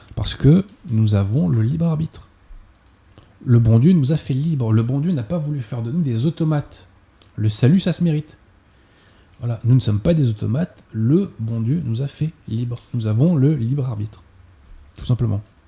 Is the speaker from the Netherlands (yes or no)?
no; France; en tant que Français